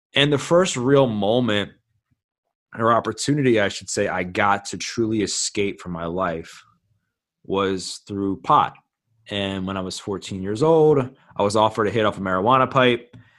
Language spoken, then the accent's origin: English; Baltimore, Maryland, United States; born and raised in Baltimore, Maryland, been here my whole life